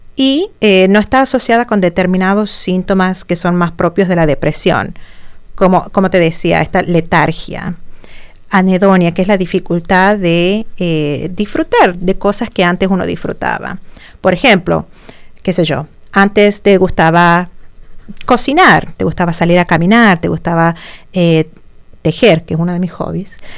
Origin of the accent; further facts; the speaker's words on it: Argentina; moved away as an adult; also born or lived in Santiago, Chile / Champaign-Urbana, Illinois; now in United States; en mi país natal, en Argentina